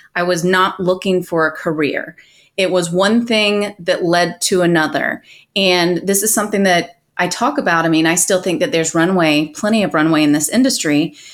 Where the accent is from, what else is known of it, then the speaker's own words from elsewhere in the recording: Atlanta, Georgia, United States; grew up in metro Atlanta.